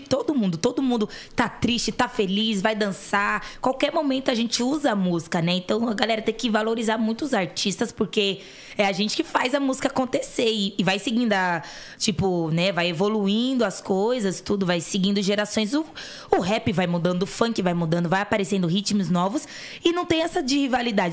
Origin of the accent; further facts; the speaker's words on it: São Paulo, Brazil; Eu vim da Coab Raposo Tavares